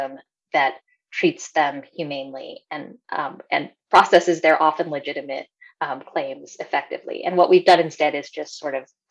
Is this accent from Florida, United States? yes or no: no; El Paso, Texas, United States; moved away as an adult; I grew up in El Paso in the 70s and 80s